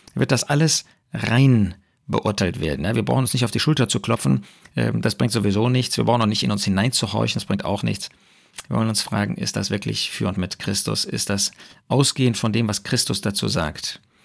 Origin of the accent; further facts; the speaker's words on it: Germany; bei uns in Deutschland